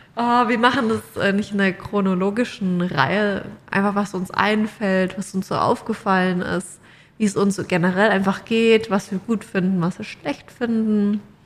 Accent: Mannheim, Baden-Württemberg, Germany; moved away as an adult; now in Australia; bei uns in Mannheim

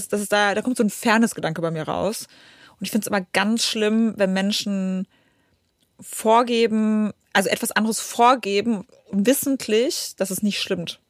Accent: Poland; now in Germany; ich komme aus Polen, also Ostblock.

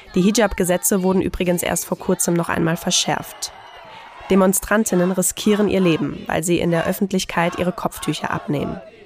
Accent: Germany; bei uns in Deutschland

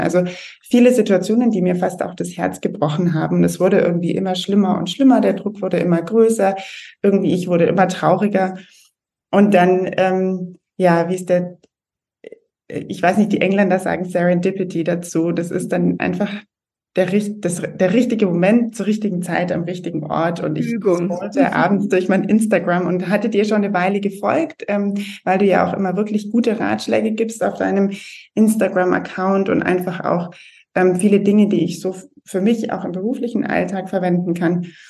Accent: Germany; moved away as an adult; also born or lived in London; ich selber bin Deutsche, bin auch in Deutschland groß geworden

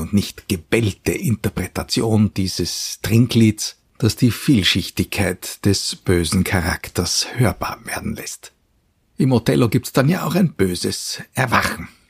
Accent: Vienna, Austria; als Wiener und Kenner der heurigen Atmosphäre

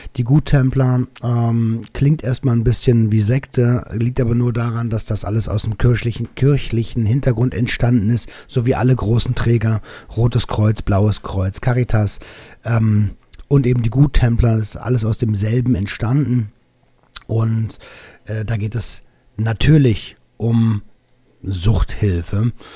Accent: Berlin, Germany; accent: Berliner Schnauze; als Berliner mit meiner Berliner Schnauze

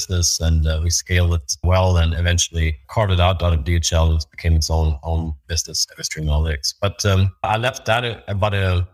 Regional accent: Sweden; moved away; my home country, Sweden

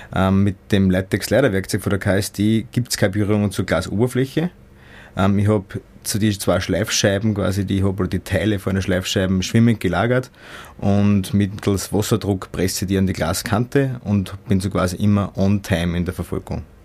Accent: Austria; als Österreicher

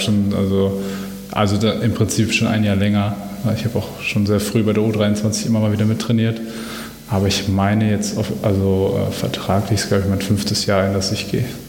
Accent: Dortmund, North Rhine-Westphalia, Germany; ich bin Dortmunder Junge, ich komme aus Dortmund.

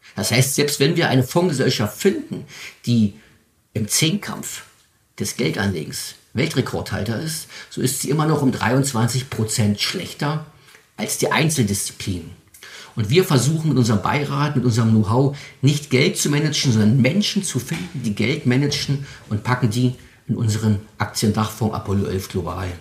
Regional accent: Spreewald, Brandenburg, Germany; Meine Familie ist seit 1901 in meiner Heimat hier im Spreewald als ehrbare Kaufleute aktiv

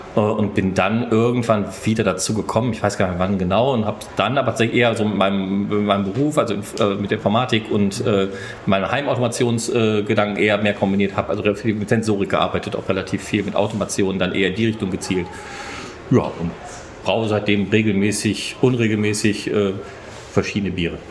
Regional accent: Bochum, North Rhine-Westphalia, Germany; ich komme aus Bochum Bochum

